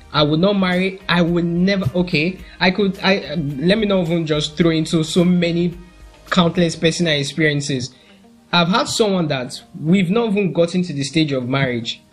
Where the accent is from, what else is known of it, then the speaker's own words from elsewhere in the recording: Nigeria; I'm a Nigerian.